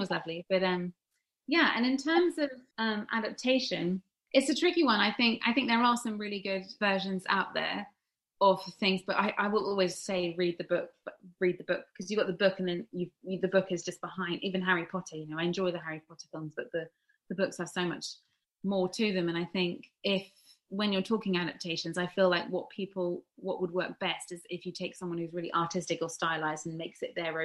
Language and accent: English; Sussex, South East England, United Kingdom; also born or lived in Los Angeles; I'm from Sussex, so I run the Brighton area, Lewis